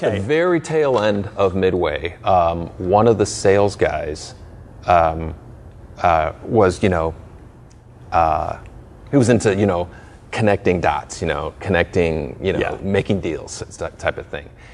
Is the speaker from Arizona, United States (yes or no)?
no; Chicago, Illinois, United States; I was born in Chicago